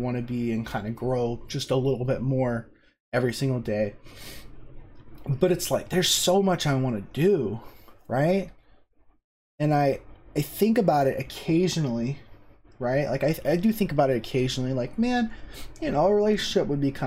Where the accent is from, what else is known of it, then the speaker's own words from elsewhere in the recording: South Carolina, United States; I grew up in South Carolina, lived in the same house my entire life until I went to college